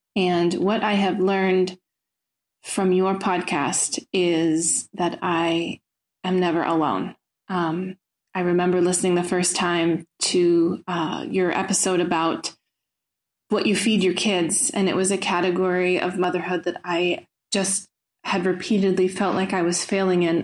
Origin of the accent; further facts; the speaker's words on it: United States; now in Brussels, Belgium; I'm um, sending this message from Belgium, Brussels, um, but I am an American